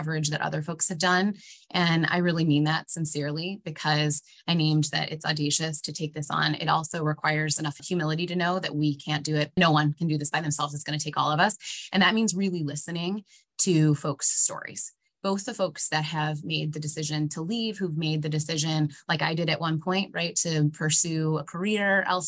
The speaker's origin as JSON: {"language": "English", "area": "Monroe County", "region": "Michigan", "country": "United States", "tie": "born or raised there", "also_born_or_lived": "New York City", "moved": "as an adult", "said": "I'm from Michigan originally, grew up in Monroe County"}